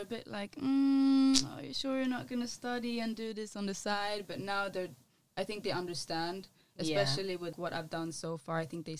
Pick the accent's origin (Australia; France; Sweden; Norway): Sweden; now in London, United Kingdom; so my dad is a reggae artist from Gambia, and I grew up in Sweden, where the house scene is very big, and the pop music.